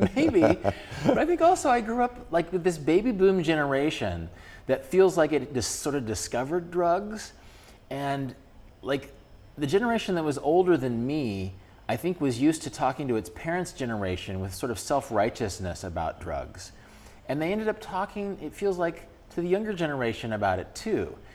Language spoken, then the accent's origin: English; Kansas, United States; born or raised there